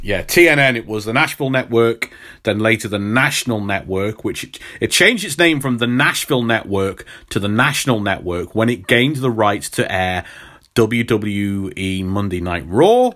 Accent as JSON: {"language": "English", "area": "Midlands", "region": "England", "country": "United Kingdom", "accent": "Midlands", "said": "I do have a Midlands accent"}